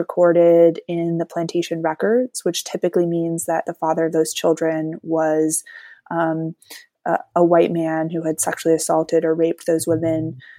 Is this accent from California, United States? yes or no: no; Durham, North Carolina, United States; I grew up here in Durham, so this is my place.